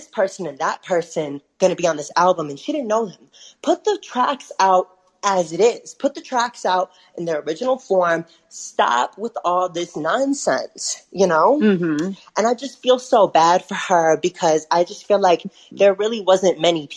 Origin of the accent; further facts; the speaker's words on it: Detroit, Michigan, United States; I'm from Detroit